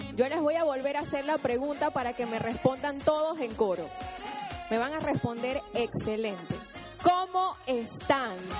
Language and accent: Spanish; Chiriquí, Panama; moved away as an adult; now in Panama City, Panama; yo soy del interior, soy de Chiriquí, y hace nueve años tomé la decisión de venirme aquí a Panamá